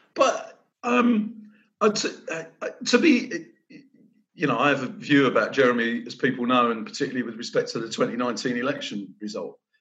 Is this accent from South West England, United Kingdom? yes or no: no; London, United Kingdom; moved away as an adult; now in Nottingham, United Kingdom; it's where I was brought up in North London. My dad was a police officer, brought up in police flats